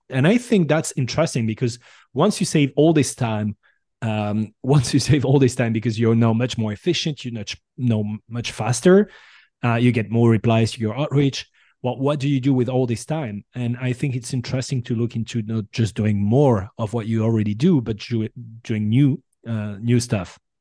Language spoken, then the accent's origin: English; Bordeaux, Nouvelle-Aquitaine, France; English is a second language; also born or lived in San Francisco Bay Area; now in San Francisco, United States; I'm originally from Bordeaux